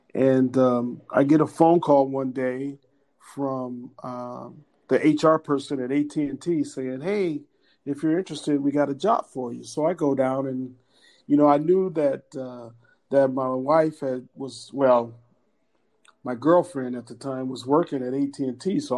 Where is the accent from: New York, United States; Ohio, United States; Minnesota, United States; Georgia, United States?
Ohio, United States; Cleveland; now in California, United States; Actually, when I moved to California from Cleveland, Ohio. I've been here a lot longer than I ever lived in Cleveland.